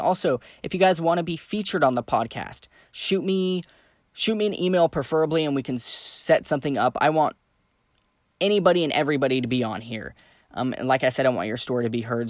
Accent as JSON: {"language": "English", "town": "Santa Fe", "region": "New Mexico", "country": "United States", "tie": "born or raised there", "moved": "yes", "said": "I grew up in Santa Fe, New Mexico"}